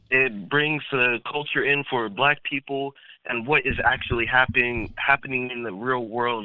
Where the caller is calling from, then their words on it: San Diego, California, United States; I'm calling from California, San Diego.